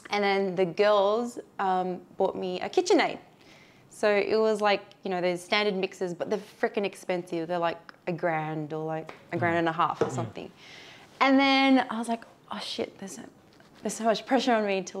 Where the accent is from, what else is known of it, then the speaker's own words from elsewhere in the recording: Sydney, New South Wales, Australia; also born or lived in Marrickville / Ashfield; I was born and raised in Campsie. Oh no, sorry, Marrickville. To begin with, and then I moved to Campsie when I was like 5 or 6, and I've always been inner west.